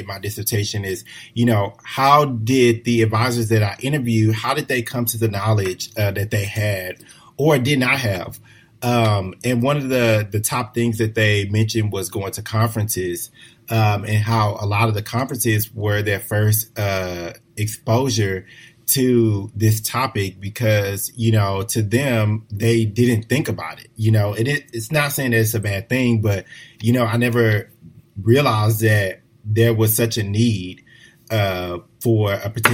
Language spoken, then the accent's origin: English; Houston, Texas, United States; moved away as an adult; I'm from a large city. You know, I'm originally from Houston, very diverse